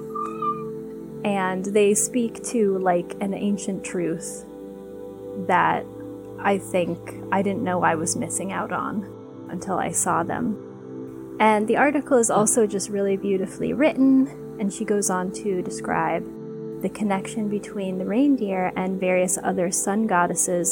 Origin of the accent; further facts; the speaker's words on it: United States; I'm American